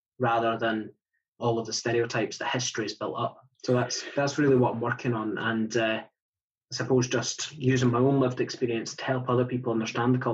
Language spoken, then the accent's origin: English; Scotland, United Kingdom; I describe myself as a Scottish traveller. I am first and foremost a Scottish traveller